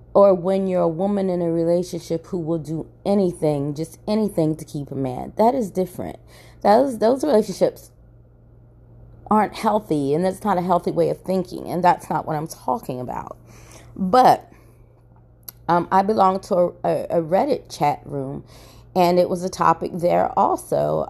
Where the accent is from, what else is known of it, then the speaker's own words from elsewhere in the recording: Maryland, United States; now in Atlanta, United States; I'm originally from Maryland